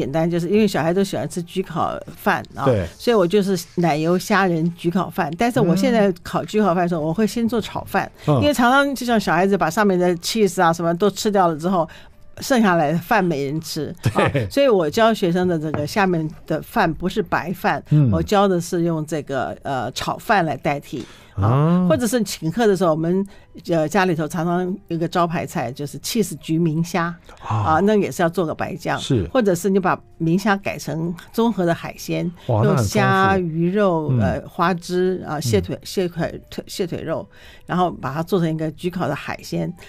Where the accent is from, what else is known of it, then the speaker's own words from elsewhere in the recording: China; 他们其实就是我们中国人所谓的炖